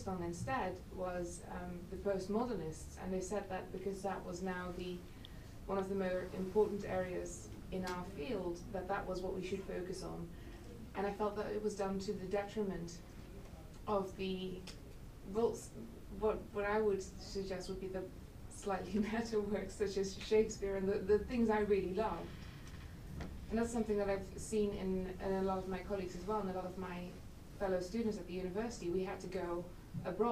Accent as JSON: {"language": "English", "country": "Netherlands", "tie": "born or raised there", "moved": "yes", "said": "I'm from the Netherlands"}